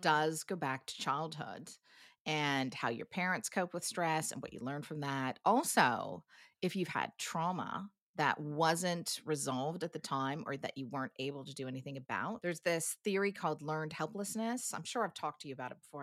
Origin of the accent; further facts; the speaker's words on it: United States; moved away as an adult; now in New Zealand; as an American